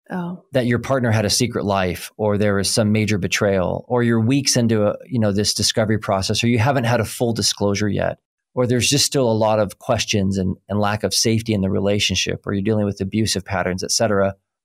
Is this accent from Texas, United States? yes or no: no; Oklahoma, United States; I'm from Oklahoma, so I can translate just about any bungled word because they sound right to me